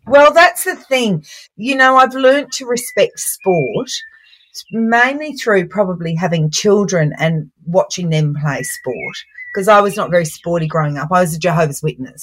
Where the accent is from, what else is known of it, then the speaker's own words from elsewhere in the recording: Brisbane, Queensland, Australia; also born or lived in St Kilda, Melbourne; now in Melbourne, Australia; I'm originally from Brisbane